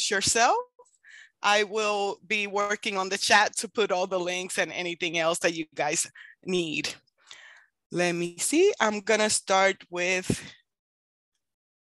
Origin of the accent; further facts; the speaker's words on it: Puerto Rico; now in Kansas, United States; I am originally from Puerto Rico, but I live in Kansas.